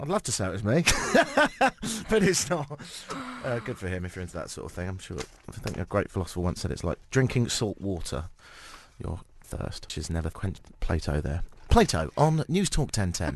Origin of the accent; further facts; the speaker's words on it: United Kingdom; moved away as an adult; also born or lived in Ottawa, Canada; now in Toronto, Canada; I'm British and I don't have a Canadian passport yet